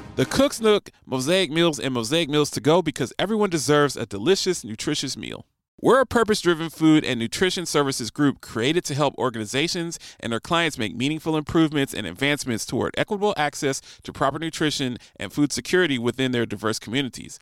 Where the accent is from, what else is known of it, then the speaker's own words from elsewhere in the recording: Columbus, Ohio, United States; moved away; also born or lived in Nashville / Seattle / Phoenix; I grew up in Columbus, Ohio.